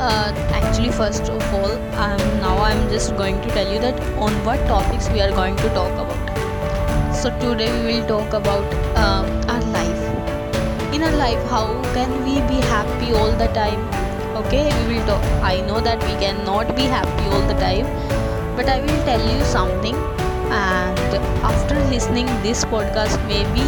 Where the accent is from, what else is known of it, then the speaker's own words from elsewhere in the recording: Haryana, India; I'm from Haryana